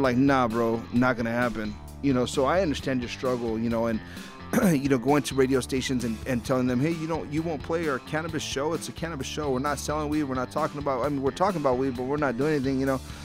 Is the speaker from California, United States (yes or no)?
yes; Southern California, United States; I'm from Southern California